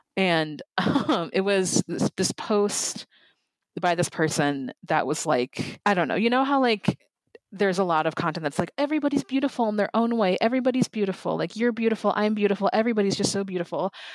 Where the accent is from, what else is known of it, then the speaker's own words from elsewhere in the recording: Lakeville, Minnesota, United States; I grew up in Lakeville, Minnesota, which it's very, like, white